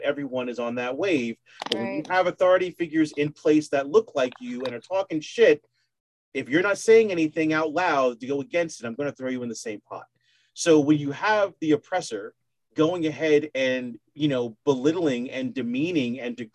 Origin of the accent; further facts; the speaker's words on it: United States; I'm an American